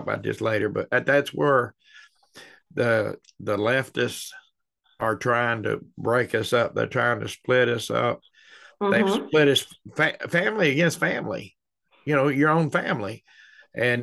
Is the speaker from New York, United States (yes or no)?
no; Louisville, Kentucky, United States; moved away as an adult; also born or lived in Maine; I grew up in one in Louisville that was a real Bible believing